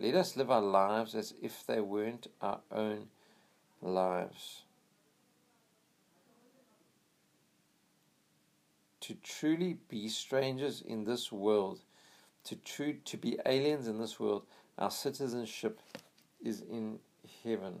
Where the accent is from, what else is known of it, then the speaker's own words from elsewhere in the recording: United States; I'm American. I'm proud to be an American